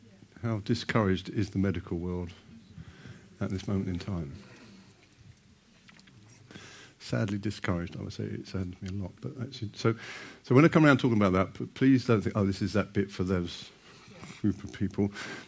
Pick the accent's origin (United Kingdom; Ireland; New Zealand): United Kingdom; that we'll need a toilet break because we're British.